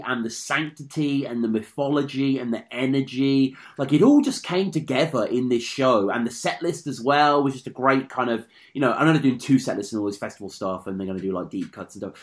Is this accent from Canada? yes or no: no; United Kingdom; I'm a Brit.